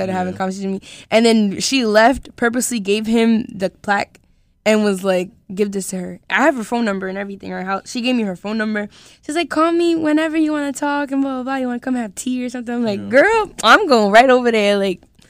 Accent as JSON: {"language": "English", "town": "Providence", "region": "Rhode Island", "country": "United States", "tie": "born or raised there", "said": "I'm just from Providence"}